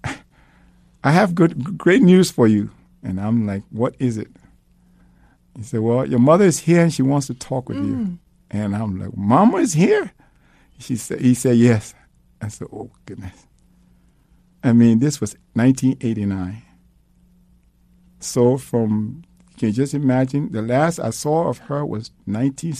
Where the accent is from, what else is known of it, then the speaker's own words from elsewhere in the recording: Liberia; moved away; I'm from Liberia.